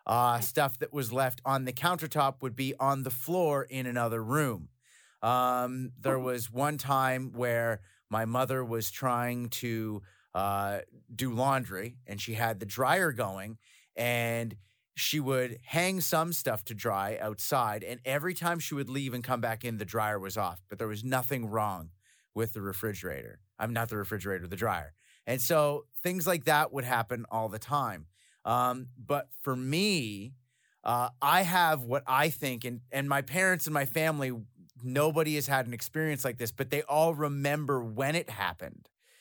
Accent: Canada; also born or lived in Belgium; Like, I'm Canadian, I'm not from Belgium, but my family's military, so we moved around. And when I was very young, we moved to Belgium, and we moved to southern Belgium near Mons.

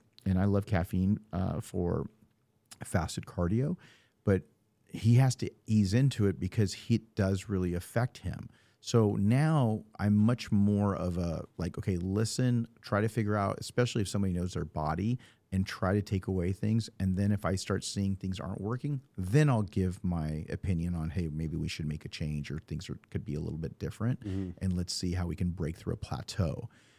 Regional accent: California, United States; I mean, I came from NorCal, and it's okay up there, but it seems like there's many more in Southern California.

